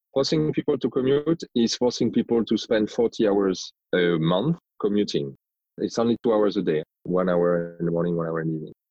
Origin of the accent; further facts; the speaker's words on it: France; accent: strong French accent; English is a second language; moved away; you might hear that I have a strong French accent. So I am originally from France. I grew up in France, but I've lived in many different countries